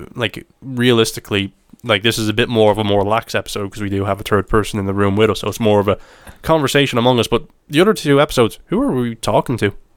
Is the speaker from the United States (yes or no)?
no; Ireland; my perspective of it as an Irishman